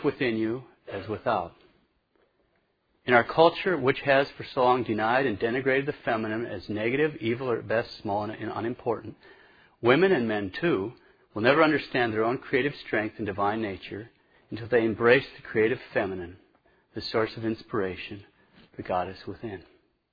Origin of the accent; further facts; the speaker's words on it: Montana, United States; moved away; I'm from Montana. There's paganism everywhere up there